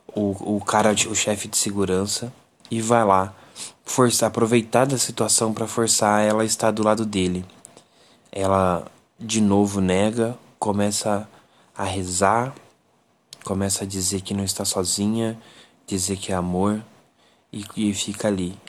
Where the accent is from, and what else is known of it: Brazil